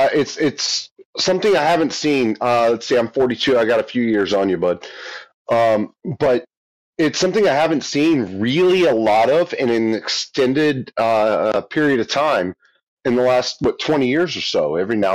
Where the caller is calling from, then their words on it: Oklahoma City, Oklahoma, United States; Oklahoma City.